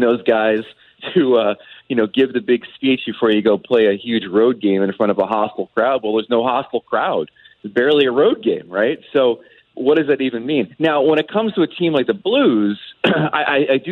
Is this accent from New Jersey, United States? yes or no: yes; New Jersey, United States; I grew up in Jersey.